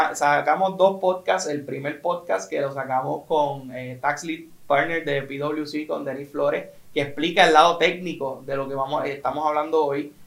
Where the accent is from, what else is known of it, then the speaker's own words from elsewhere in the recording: Puerto Rico; como puertorriqueños